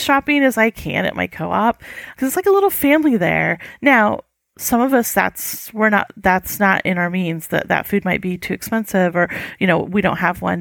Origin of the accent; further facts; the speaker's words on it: United States; an American who's traveled and lived overseas